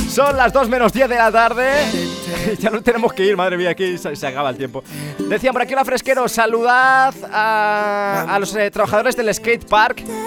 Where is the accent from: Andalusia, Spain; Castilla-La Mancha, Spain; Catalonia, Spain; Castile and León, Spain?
Castile and León, Spain; Ávila; born or raised there; now in Madrid, Spain